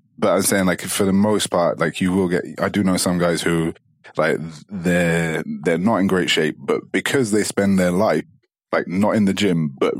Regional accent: Dubai, United Arab Emirates; say, for example, like, I came from Dubai and like, there is more so than here.

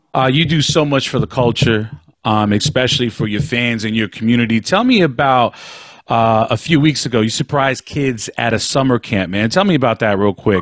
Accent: Bay Area, California, United States; also born or lived in Los Angeles; now in Las Vegas, United States; I'm from the Bay Area. You know, uh, yeah. I spent a lot of time in LA and now I'm here in Las Vegas

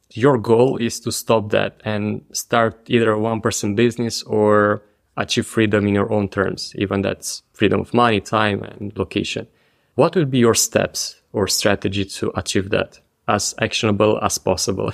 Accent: Romania; moved away; my home country, to Romania.

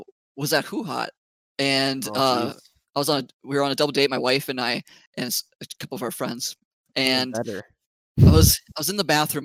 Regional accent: Bismarck, North Dakota, United States; also born or lived in Grand Forks, North Dakota; I'm from Bismarck, North Dakota. I went to high school there, originally from Grand Forks, North Dakota

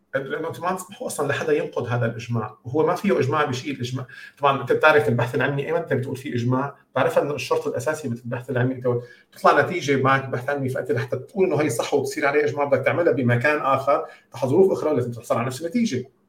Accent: Syria; moved away as an adult; also born or lived in United States; كوني انا كنت عايش بسوريا يعني انا سافرت من سوريا كان عمري 22 سنه

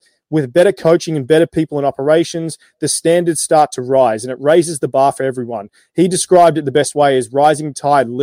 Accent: New Zealand; We're all from New Zealand. We were all born here.

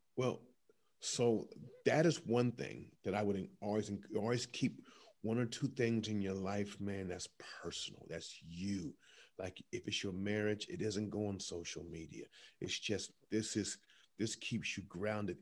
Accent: Columbus, Ohio, United States; my hometown, Columbus, Ohio

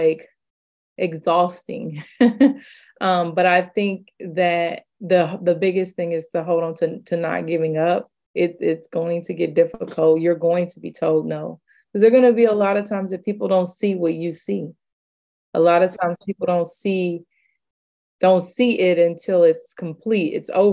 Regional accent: Kansas City, United States; I'm from Kansas City.

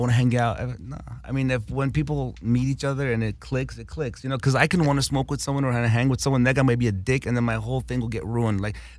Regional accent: Los Angeles, California, United States; also born or lived in Armenia; I grew up on Kingsley Drive. Like the story I told you about coming to America, we landed on Kingsley Drive in Hollywood, North Kingsley Drive.

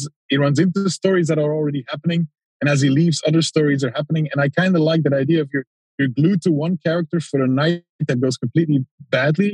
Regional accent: Antwerp, Flanders, Belgium; I'm from Antwerp, which is a city in Belgium

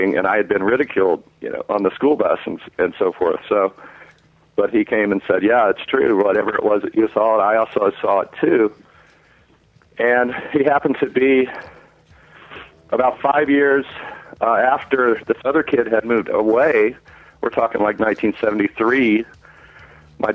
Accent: West Virginia, United States; I was a young boy growing up in West Virginia

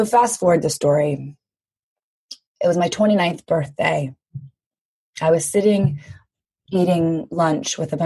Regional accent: Louisiana, United States; I grew up in the South in the US, but in Louisiana

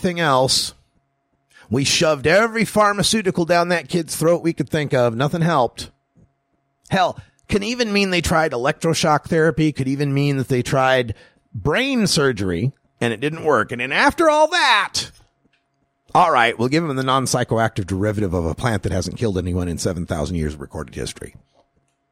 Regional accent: Idaho, United States; now in Oregon, United States; my home state, my birth state of Idaho

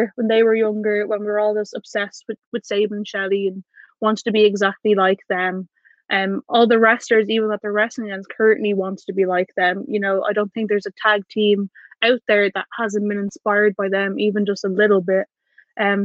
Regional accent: Ireland; I'm from Ireland

